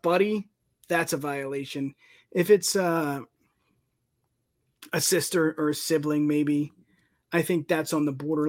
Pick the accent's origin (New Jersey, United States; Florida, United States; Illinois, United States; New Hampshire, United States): New Jersey, United States; I mean, I'm from Jersey, you're from PA. We know all about the beach. We know all about the shore.